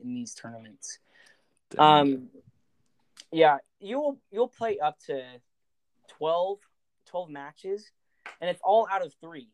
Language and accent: English; Eagle, Idaho, United States; I am from Boise, Idaho, Eagle.